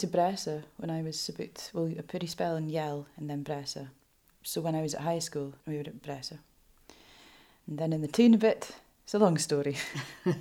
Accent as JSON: {"language": "English", "area": "Fair Isle, Shetland", "region": "Scotland", "country": "United Kingdom", "tie": "born or raised there", "also_born_or_lived": "Lerwick, Shetland", "said": "I was born in the Gilbert Bain, as a lot of us were, and I was flown back to Fair Isle a few days old"}